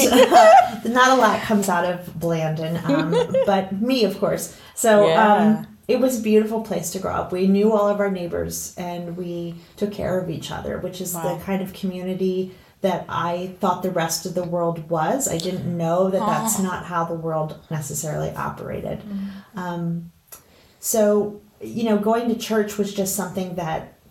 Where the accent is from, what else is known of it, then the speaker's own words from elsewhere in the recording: eastern Pennsylvania, United States; I grew up here in Pennsylvania, eastern Pennsylvania, and I just love being a Pennsylvanian